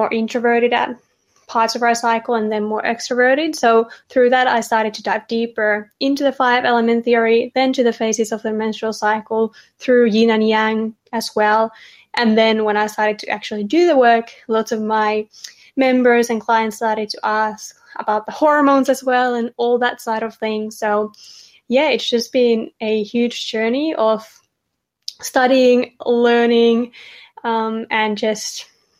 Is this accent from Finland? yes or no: yes; Finland; moved away as an adult; now in Australia; I'm originally from Finland, if you can hear an accent. I've lived in Australia for 3 years.